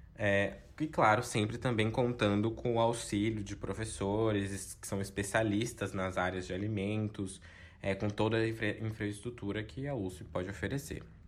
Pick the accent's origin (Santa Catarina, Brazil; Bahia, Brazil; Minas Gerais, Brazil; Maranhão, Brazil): Bahia, Brazil; Itamaraju; moved away as an adult; now in São Paulo, Brazil; nasci, cresci, fui criado é, em Itamaraju, aqui no extremo sul da Bahia